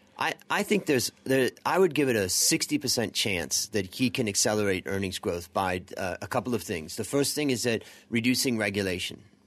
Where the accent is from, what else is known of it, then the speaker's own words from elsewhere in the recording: United States; moved away; being an American